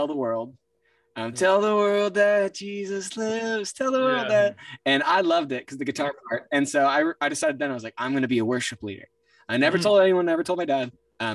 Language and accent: English; Cincinnati, Ohio, United States; Cincinnati, Ohio